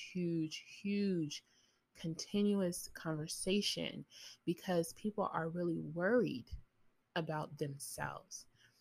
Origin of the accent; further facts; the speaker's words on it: United States; I'm American, so I'm speaking as an American